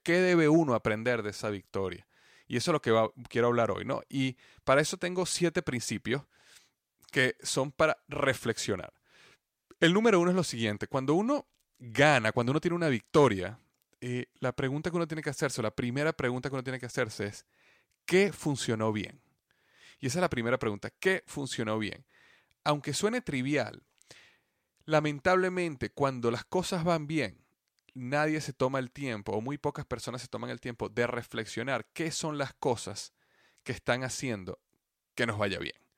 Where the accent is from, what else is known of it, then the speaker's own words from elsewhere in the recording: Venezuela; mi país, Venezuela